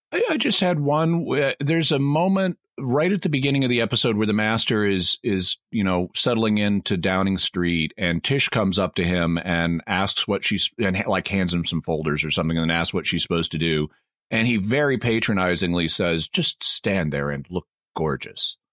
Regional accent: the South, Southern United States, United States; speaking as a Southerner

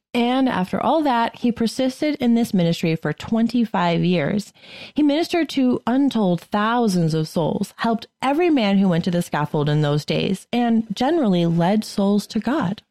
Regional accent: Shrewsbury, Massachusetts, United States; where I grew up in Shrewsbury.

